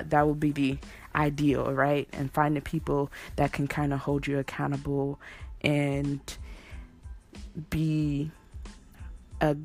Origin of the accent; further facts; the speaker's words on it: California, United States; I'm from California